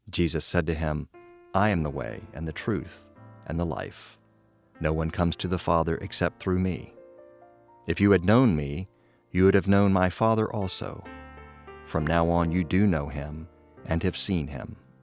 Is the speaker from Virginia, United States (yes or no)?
yes; Eastern Virginia, United States; also born or lived in Richmond, Virginia; I grew up in the Methodist Church in a small town, as I share, uh, in Eastern Virginia